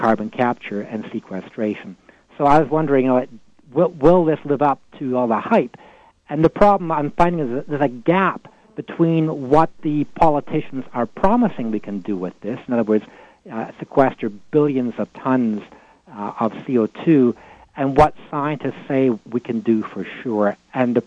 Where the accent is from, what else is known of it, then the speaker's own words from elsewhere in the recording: Alberta, Canada; I come from Alberta and I cover the political scene here